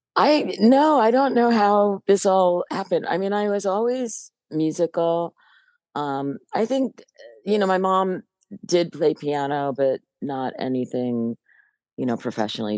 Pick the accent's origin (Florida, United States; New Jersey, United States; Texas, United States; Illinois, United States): New Jersey, United States; Hoboken; I grew up in Hoboken in New Jersey, which is right across the river from uh, New York City